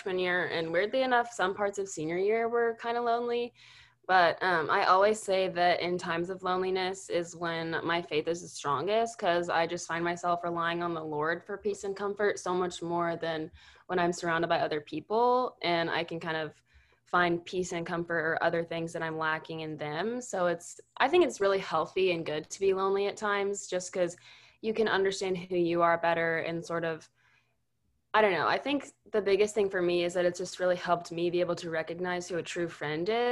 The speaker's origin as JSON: {"language": "English", "town": "Houston", "region": "Texas", "country": "United States", "tie": "born or raised there", "said": "I'm from Houston"}